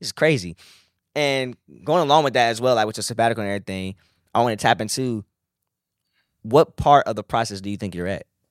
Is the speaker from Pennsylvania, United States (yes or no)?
no; Suffolk, Virginia, United States; growing up in Nansman, we didn't have, like, the photography classes